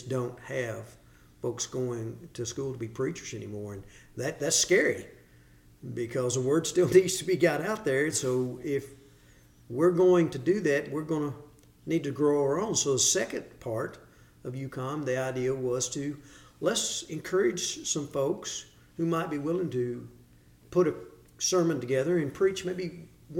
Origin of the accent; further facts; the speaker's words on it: Hopkinsville, Kentucky, United States; moved away as an adult; now in Cookeville, United States; I'm originally from Hopkinsville, Kentucky.